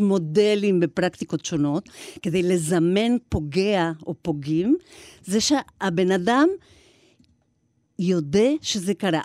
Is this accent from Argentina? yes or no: yes; Argentina; now in Israel; אני ילידת ארגנטינה